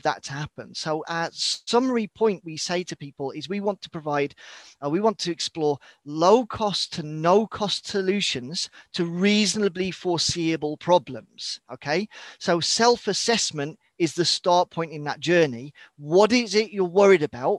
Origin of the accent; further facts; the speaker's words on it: United Kingdom; moved away as an adult; also born or lived in northern Sweden; now in Sweden; So as you can tell from my accent, whilst you said I'm based in Scandinavia, I'm British born and bred, but been living here in the far north of Sweden for the last 15 years